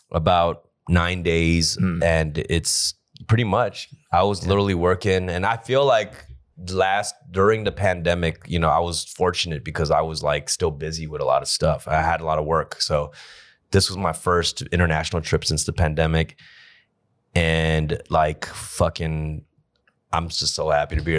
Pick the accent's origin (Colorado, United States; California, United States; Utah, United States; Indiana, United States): California, United States; Los Angeles; I'm from Koreatown